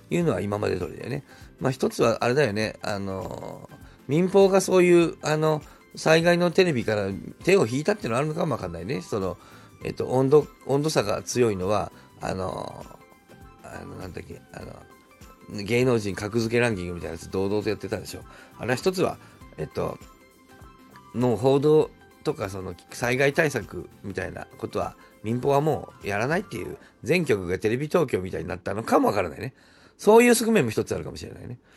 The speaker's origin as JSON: {"language": "Japanese", "town": "Nagoya", "region": "Aichi", "country": "Japan", "tie": "born or raised there", "said": "僕としては名古屋出身"}